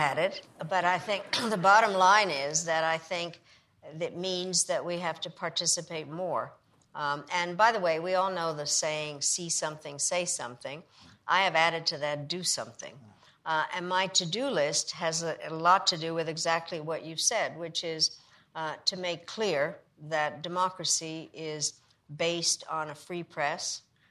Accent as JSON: {"language": "English", "country": "Czechia", "tie": "born there", "said": "I was born in Czechoslovakia"}